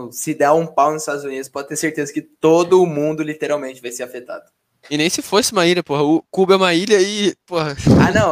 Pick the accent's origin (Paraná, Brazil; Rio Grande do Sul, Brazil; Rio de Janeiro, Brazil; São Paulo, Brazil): São Paulo, Brazil; Mogi das Cruzes; É, eu sou de Mogi, né? Eu sou da região metropolitana de São Paulo.